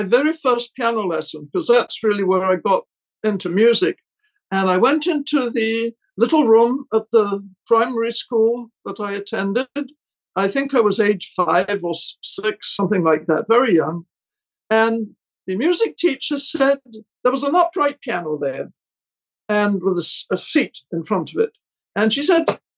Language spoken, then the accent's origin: English; Scotland, United Kingdom; moved away as an adult; also born or lived in Paris, France / London, United Kingdom / Santa Barbara, United States; now in United States; I was born in Scotland and brought up there and went to university there